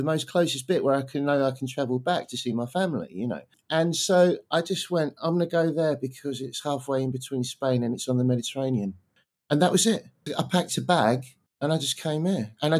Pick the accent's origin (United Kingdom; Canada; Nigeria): United Kingdom; England; because I'm from England, Brexit was announced. That was very difficult for a lot of people in England to accept that that was going to happen, that we were going to leave the EU.